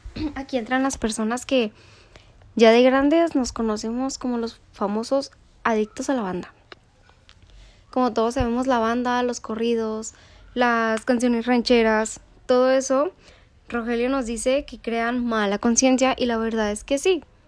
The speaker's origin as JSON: {"language": "Spanish", "country": "Mexico", "said": "como mexicana yo lo adapto"}